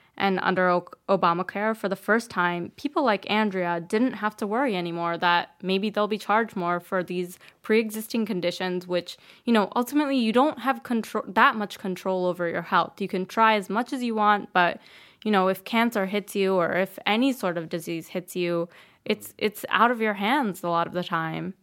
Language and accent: English; New Jersey, United States; moved away; I grew up in New Jersey.